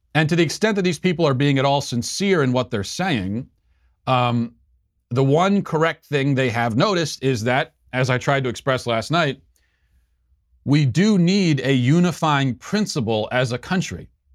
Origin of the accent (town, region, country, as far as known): United States